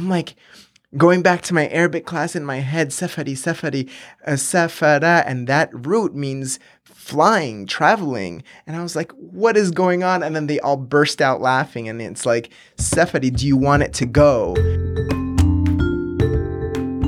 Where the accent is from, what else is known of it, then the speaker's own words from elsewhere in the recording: Miami, Florida, United States; also born or lived in Venezuela / upstate New York; I grew up in Miami, went to school in upstate New York.